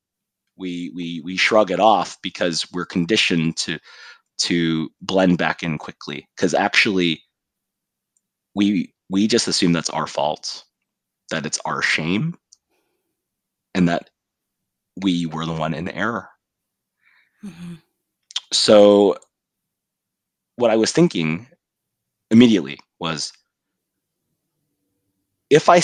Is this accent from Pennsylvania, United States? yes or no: no; California, United States; our home state of California